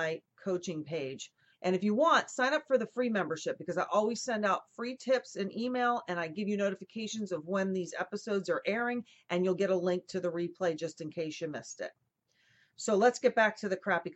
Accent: New Jersey, United States; I grew up with in New Jersey

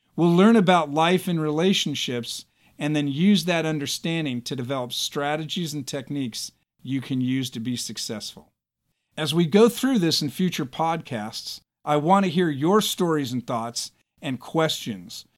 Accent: United States; As American citizens

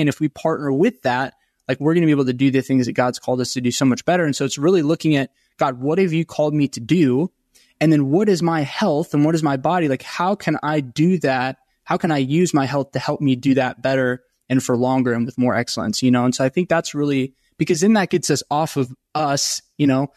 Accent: Franklin, Tennessee, United States; I grew up in Nashville, just south of Nashville and Franklin.

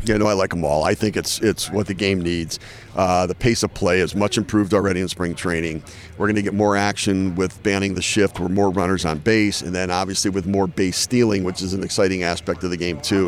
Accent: Detroit, Michigan, United States; I grew up in Detroit

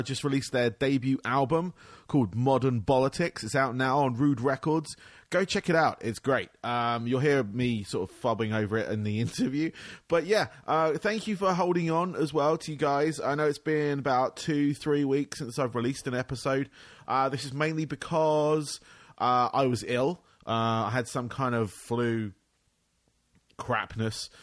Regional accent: England, United Kingdom; now in United States; I'm from England, but I'm based in the States

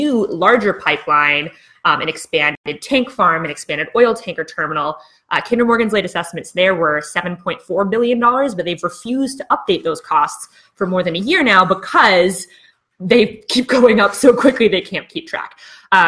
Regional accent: British Columbia, Canada; as British Columbians

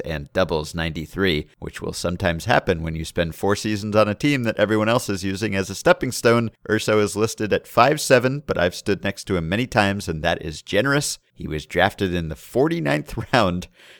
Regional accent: Lake Elsinore, California, United States; In my hometown of Lake Elsinore, the Lake Elsinore Storm have retired 3 numbers

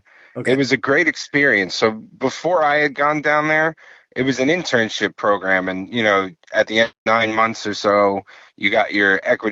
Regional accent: East Northport, New York, United States; I grew up in East Northport. Elwood was a school district, very small in Suffolk County. It's by Huntington.

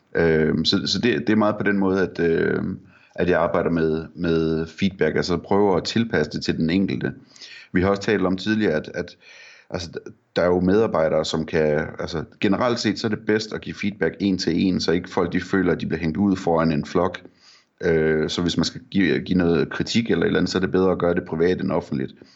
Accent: Vendsyssel, North Denmark Region, Denmark; jeg er fra Vendsyssel

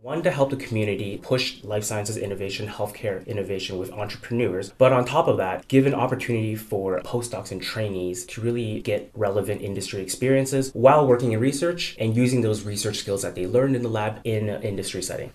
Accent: Canada; moved away as an adult; now in United States; So I'm new to the US, I'm Canadian

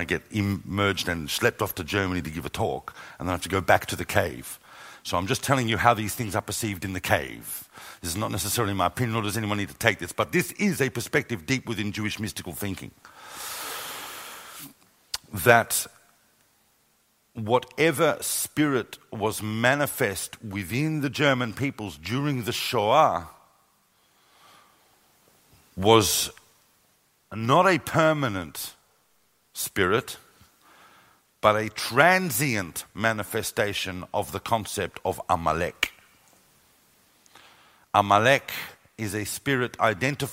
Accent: Australia; also born or lived in London; now in Jerusalem, Israel; When I was growing up in Australia, even though my entire family had missed the whole Holocaust experience, I'm an eighth generation Australian

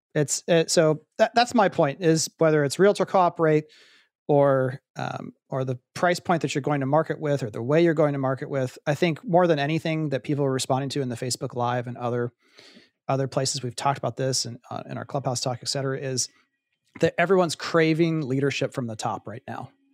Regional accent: Columbus, Ohio, United States; moved away as an adult; also born or lived in Pittsburgh, Pennsylvania; I grew up in Columbus, Ohio

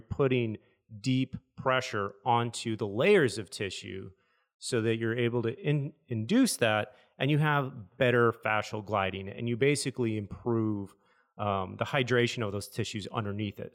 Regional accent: Michigan, United States; moved away; I'm from Michigan, so we jump off bridges into rivers

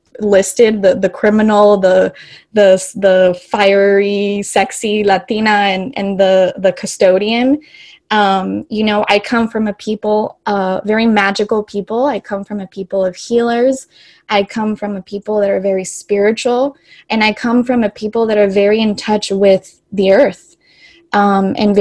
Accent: Los Angeles, California, United States; moved away as an adult; I grew up in Los Angeles, which is a very diverse and eclectic city.

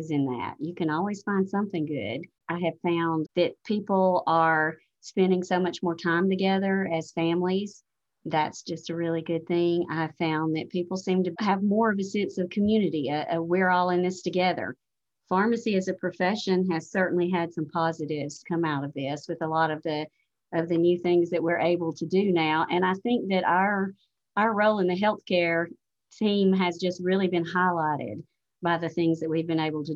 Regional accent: Alabama, United States; I grew up in a rural area in Alabama, which I'm sure you never would have guessed from the accent that I'm from Alabama.

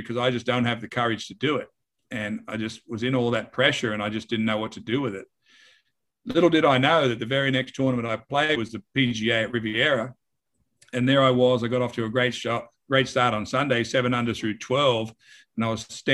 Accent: Wagga Wagga, New South Wales, Australia; moved away as an adult; also born or lived in Houston, Texas; now in United States; I was from Wagga

